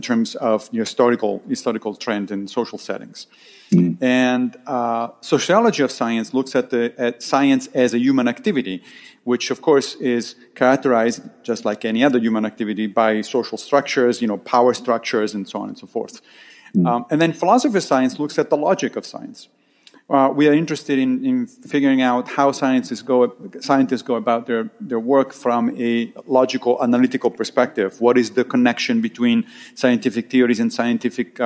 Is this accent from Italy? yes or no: yes; Rome, Lazio, Italy; moved away as an adult; also born or lived in Monrovia, Liberia; now in New York, United States; I grew up in Rome, in Italy. And then I moved to the United States when I was 26